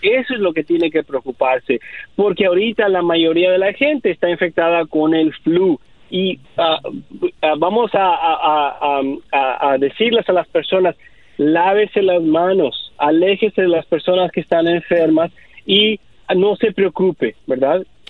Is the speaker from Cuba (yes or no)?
no; Mexico; moved away; also born or lived in El Salvador; Yo soy de El Salvador, pero también crecí en México